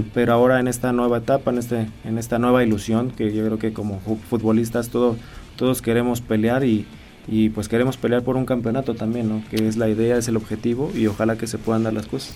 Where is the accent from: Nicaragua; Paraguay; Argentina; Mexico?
Mexico